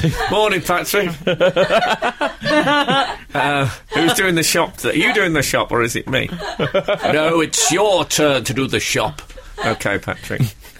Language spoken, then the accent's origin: English; West Bromwich, West Midlands, United Kingdom; I was born in West Bromwich